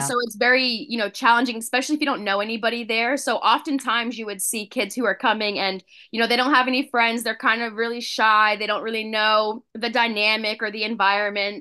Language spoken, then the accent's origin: English; Spring Hill, Florida, United States; moved away as an adult; now in Connecticut, United States; I grew up in Florida, born and raised, lived there my whole life up until I graduated from F G C U in twenty eighteen